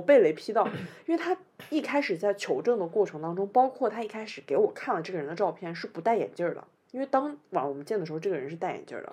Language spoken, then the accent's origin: Chinese; northern China, China; accent: northern; now in Shanghai, China; 我讲话就北方口音